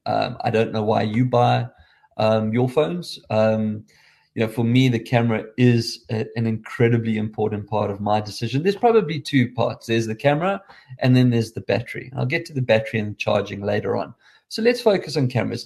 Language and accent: English; South Africa; accent: South African